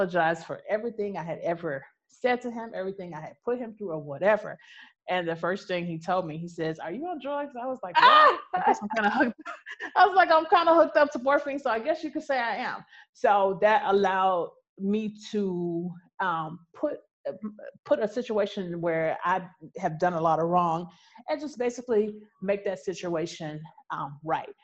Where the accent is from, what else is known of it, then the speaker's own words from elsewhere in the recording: United States; I'm American